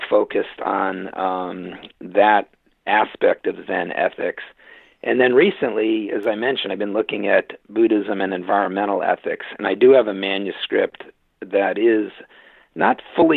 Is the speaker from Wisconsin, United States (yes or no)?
no; Litchfield, Connecticut, United States; moved away as an adult; also born or lived in Williamstown, Massachusetts / Kyoto, Japan / Claremont, California; I was brought up a Congregationalist, one Protestant dominant denomination in rural Connecticut, in my hometown of Litchfield, Connecticut